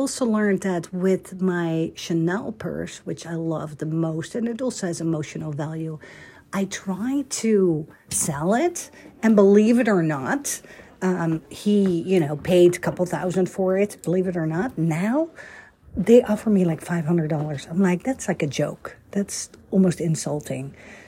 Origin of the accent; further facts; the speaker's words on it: Amsterdam, North Holland, Netherlands; moved away; I grew up in Holland, Amsterdam